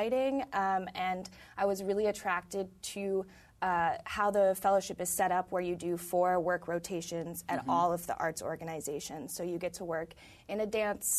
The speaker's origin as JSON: {"language": "English", "town": "Madison", "region": "Wisconsin", "country": "United States", "also_born_or_lived": "Philadelphia", "moved": "as an adult", "lives_now": "Brooklyn, United States", "said": "I'm actually from Madison, Wisconsin"}